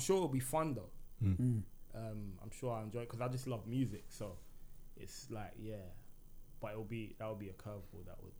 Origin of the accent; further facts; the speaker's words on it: Birmingham, West Midlands, United Kingdom; I feel so because in the music as well, you can't really tell that I'm from Brum.